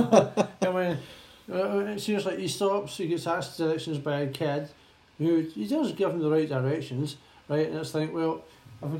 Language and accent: English; Scotland, United Kingdom; I'm Scottish, well, but I'm in Britain, I go between Scottish and British